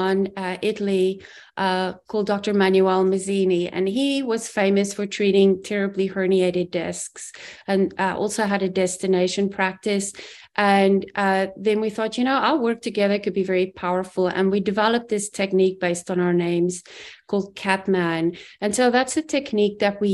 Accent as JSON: {"language": "English", "country": "South Africa", "tie": "born or raised there", "moved": "as an adult", "said": "I grew up in South Africa, immigrated when I was 21"}